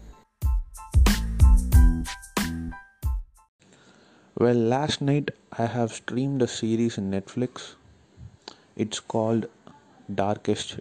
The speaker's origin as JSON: {"language": "English", "country": "India", "said": "I'm also an Indian. As much as I critique our culture, I belong to this culture"}